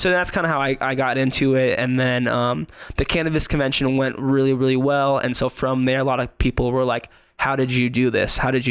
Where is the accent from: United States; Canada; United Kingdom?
United States; Las Vegas, Nevada; now in Reno, United States; I'm born and raised in Vegas. I moved to Reno when I was 18 to go to college.